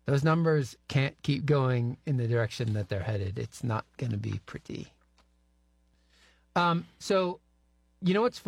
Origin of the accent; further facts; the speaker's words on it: New England, United States; I remember growing up in New England, I thought everybody in the rest of the country must be doofuses